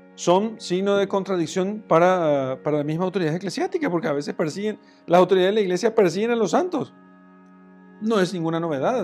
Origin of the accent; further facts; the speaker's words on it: Paraguay; como se dice en mi país, en Paraguay